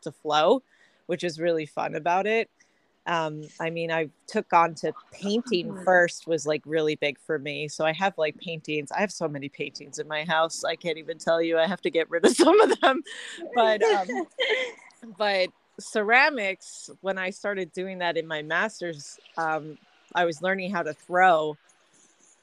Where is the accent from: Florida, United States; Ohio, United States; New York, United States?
New York, United States; Long Island, Nassau County; I hail from Long Island, New York, Nassau County area. I grew up, born and raised over there.